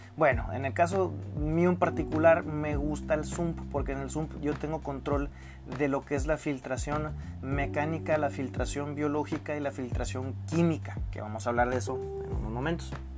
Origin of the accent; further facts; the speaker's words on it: Mexico; yo soy mexicano